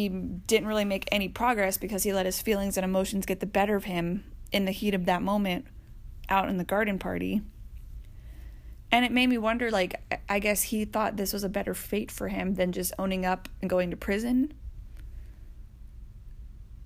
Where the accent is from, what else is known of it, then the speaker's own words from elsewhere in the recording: Atlanta, Georgia, United States; I am from Atlanta